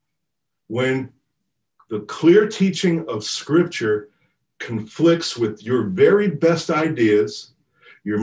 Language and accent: English; United States; I'm just being American